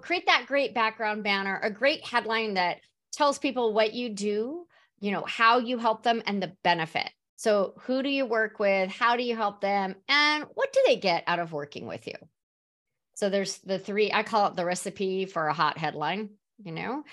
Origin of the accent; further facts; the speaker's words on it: San Diego, California, United States; also born or lived in Mission Valley, San Diego / Serra Mesa, San Diego; now in Phoenix, United States; I'm originally from San Diego